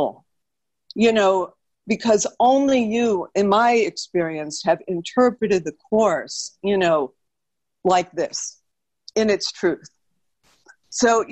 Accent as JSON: {"language": "English", "town": "New York City", "region": "New York", "country": "United States", "said": "I'm from New York City and I was a dancer"}